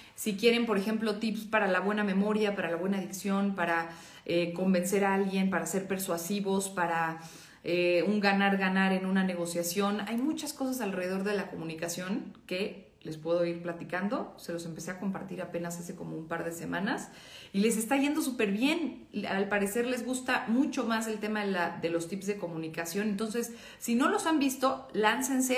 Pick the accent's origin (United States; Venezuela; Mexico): Mexico; como mexicanos